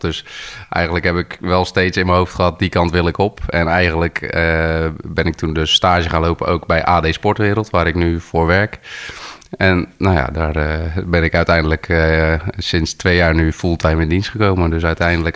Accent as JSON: {"language": "Dutch", "town": "Gorinchem", "region": "South Holland", "country": "Netherlands", "tie": "born or raised there", "lives_now": "Arkel, Netherlands", "said": "eigenlijk geboren en getogen wel echt in Gorkum"}